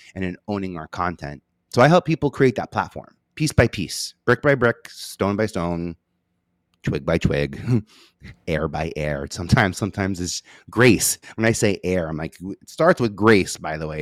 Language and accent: English; New York City, New York, United States; I'm from Staten Island. I feel like I have an accent.